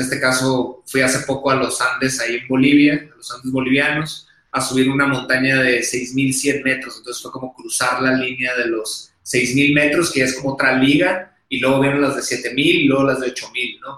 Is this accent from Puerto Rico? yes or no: no; Hermosillo, Sonora, Mexico; accent: acento golpeado de vaquero; now in Mexico City, Mexico; me van a escuchar acento golpeado de vaquero, porque soy de Sonora, soy del norte, Hermosillo